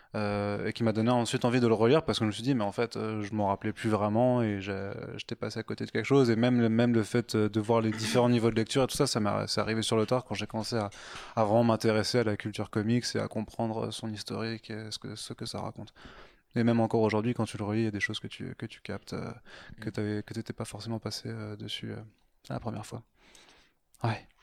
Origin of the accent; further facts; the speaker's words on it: village near Strasbourg, Grand Est, France; je viens de Strasbourg, ah. D'un, petit village à côté